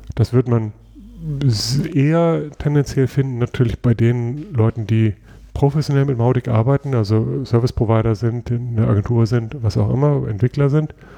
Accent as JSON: {"language": "German", "country": "Germany", "said": "bei uns in Deutschland"}